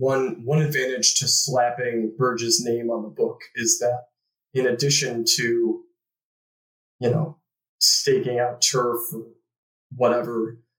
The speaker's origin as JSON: {"language": "English", "town": "Chicago", "region": "Illinois", "country": "United States", "said": "I'm from Chicago myself, and, you know, you hear this very canned narrative about what a terrible man."}